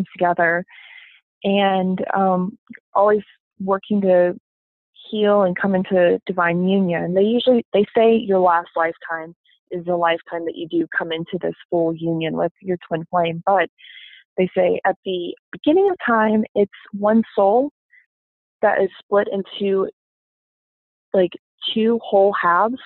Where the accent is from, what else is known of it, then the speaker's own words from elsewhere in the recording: the Bible Belt, United States; I grew up in the Bible Belt and it's mostly Baptist here